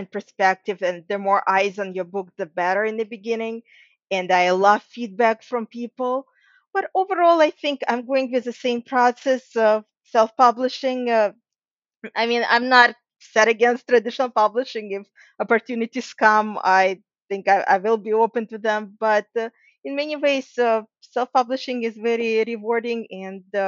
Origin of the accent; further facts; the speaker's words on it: Ukraine; moved away; And I'm actually from Ukraine myself originally